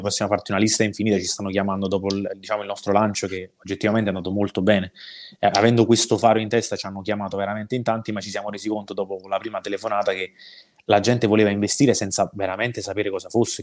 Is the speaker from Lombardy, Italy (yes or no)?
no; Cercola, Campania, Italy; io sono cresciuto a Cercola, ma stiamo parlando di due chilometri di distanza, quindi qua nella zona che noi chiamiamo paesi vesuviani